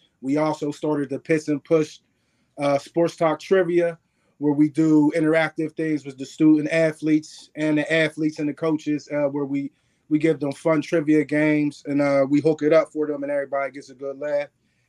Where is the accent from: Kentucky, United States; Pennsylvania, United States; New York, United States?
Pennsylvania, United States; Pittsburgh; We from Pittsburgh, PA. He from Wilkesburg. I'm from the Hill.